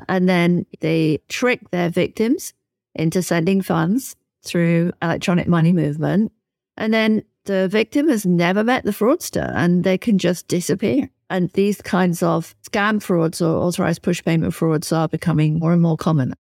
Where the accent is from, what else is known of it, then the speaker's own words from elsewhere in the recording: United Kingdom; my home country, in the U K